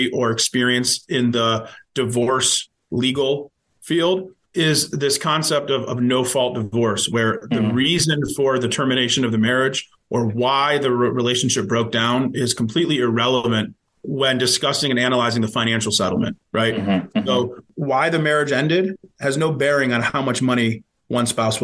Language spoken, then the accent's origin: English; Cleveland, Ohio, United States; also born or lived in Columbus, Ohio; growing up in Ohio, growing up in Cleveland